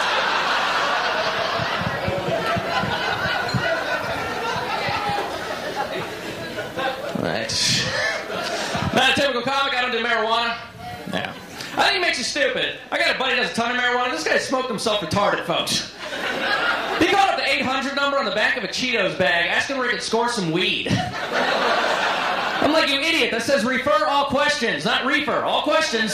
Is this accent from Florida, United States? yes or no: yes; Orlando, Florida, United States; I'm actually from Orlando